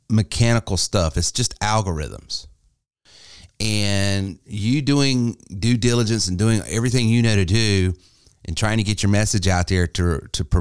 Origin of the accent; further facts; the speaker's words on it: Spartanburg County, South Carolina, United States; here in my hometown here in Spartanburg County